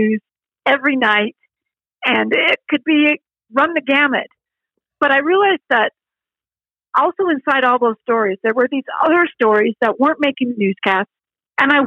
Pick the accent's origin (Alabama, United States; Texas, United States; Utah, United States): Utah, United States; Salt Lake City; moved away as an adult; now in Idaho, United States; Growing up in Salt Lake City, that was the Wasatch Mountains